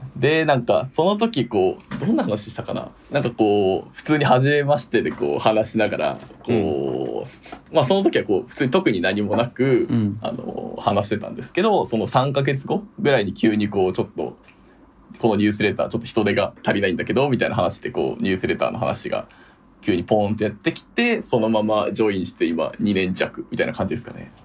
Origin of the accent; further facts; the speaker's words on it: Kansai, Japan; accent: Kansai-ben; めっちゃ関西弁出ちゃってるんですけど